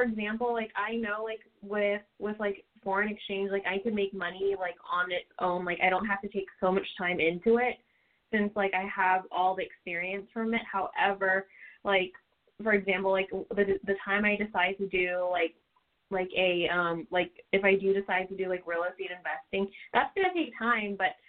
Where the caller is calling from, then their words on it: California, United States; I'm calling from California.